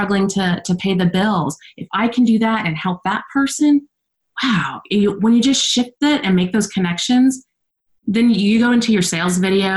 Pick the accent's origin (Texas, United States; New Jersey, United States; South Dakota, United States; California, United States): Texas, United States; I'm from Texas